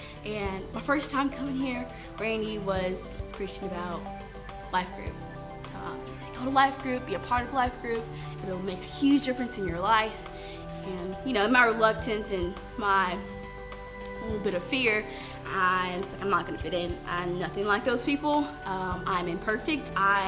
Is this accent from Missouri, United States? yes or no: no; Texas, United States; I came from Texas.